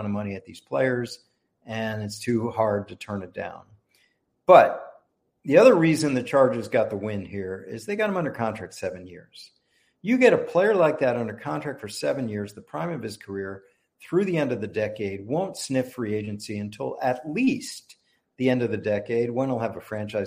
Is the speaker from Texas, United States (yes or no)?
no; Washington, District of Columbia, United States; moved away; My hometown team, some of my fondest memories growing up, going to Washington, then Redskins games, RFK Stadium with my dad, with my brother